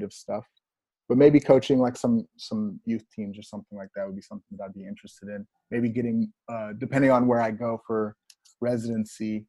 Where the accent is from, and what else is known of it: Houston, Texas, United States; born or raised there; also born or lived in Minnesota